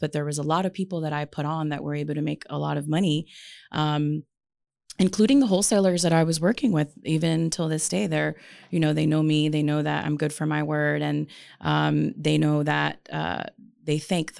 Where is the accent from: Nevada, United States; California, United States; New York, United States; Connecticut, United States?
Nevada, United States; Las Vegas; And this is not my city. Like, we're from Vegas